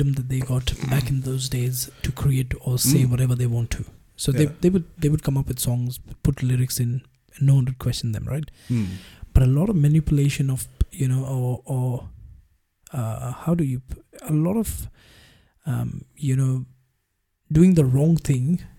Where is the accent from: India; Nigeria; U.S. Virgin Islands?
India; now in Australia; being an Indian living in Australia for so many years now